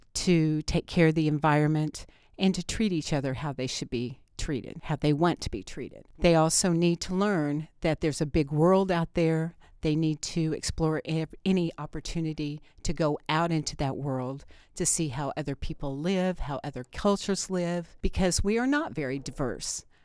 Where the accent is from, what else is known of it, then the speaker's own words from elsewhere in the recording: Bloomfield, Indiana, United States; I grew up in Bloomfield, and, um, I'm proud to be from Greene County